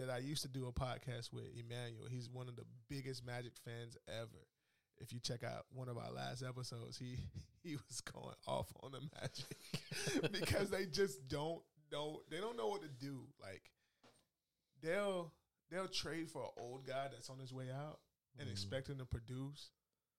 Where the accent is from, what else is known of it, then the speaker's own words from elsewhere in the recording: Orlando, Florida, United States; my hometown team